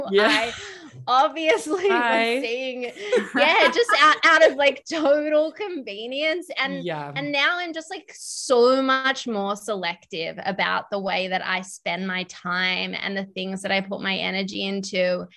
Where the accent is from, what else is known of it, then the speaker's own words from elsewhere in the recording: Melbourne, Victoria, Australia; So Steph and I grew up in Melbourne.